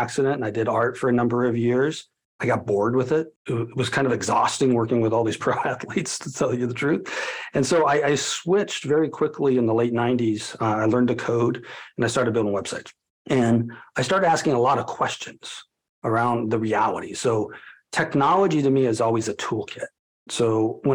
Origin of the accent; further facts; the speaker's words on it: Colorado, United States; my hometown of Colorado